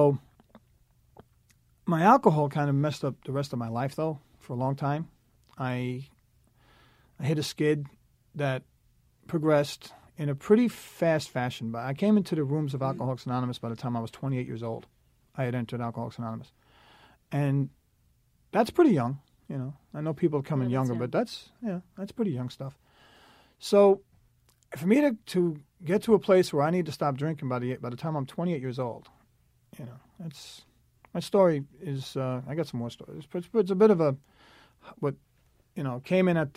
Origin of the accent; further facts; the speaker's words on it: New York City, New York, United States; I was born in Staten Island, New York City, a very alcoholic household